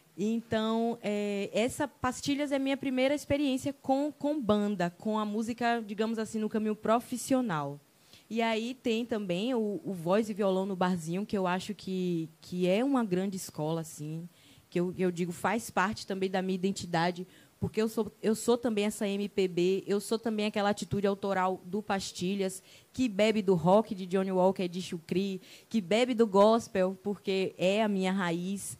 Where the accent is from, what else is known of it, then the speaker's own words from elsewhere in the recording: Ubaitaba, Bahia, Brazil; now in Itabuna, Brazil; Hoje eu estou aqui em Tabuna, mas a minha terra é Ubaitaba, cidade das canoas